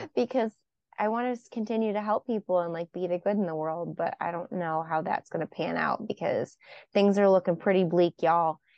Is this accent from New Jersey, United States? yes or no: no; Buffalo, New York, United States; moved away; I'm from Buffalo originally